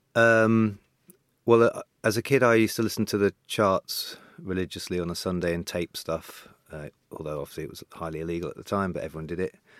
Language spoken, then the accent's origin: English; Devon, South West England, United Kingdom; also born or lived in St. John's, Newfoundland, Canada; I went to school in, in Devon